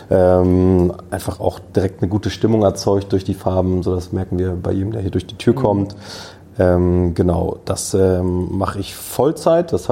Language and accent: German; Hamburg, Germany; born there; Ich bin 31 Jahre alt, bin gebürtiger Hamburger tatsächlich, ähm, habe in Kiel studiert